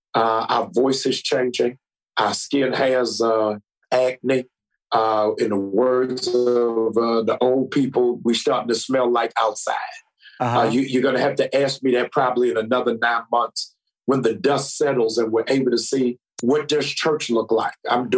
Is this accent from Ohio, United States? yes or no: no; Baltimore, Maryland, United States; also born or lived in Boston / Monrovia, Liberia; I am originally from Boston, Massachusetts. I was raised in Baltimore, Maryland.